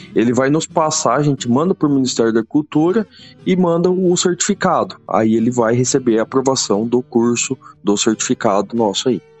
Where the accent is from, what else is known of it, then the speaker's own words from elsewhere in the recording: Mato Grosso do Sul, Brazil; also born or lived in Santa Catarina / Dourados; tinha uns dois anos de idade, mudamos para Mato Grosso do Sul.